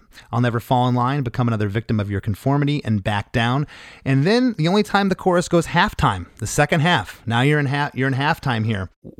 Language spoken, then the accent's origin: English; Canada; we're Canadian.